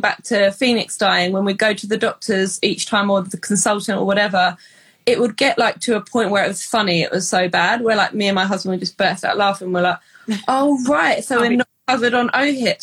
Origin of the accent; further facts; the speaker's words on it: England, United Kingdom; moved away as an adult; now in Canada; we're English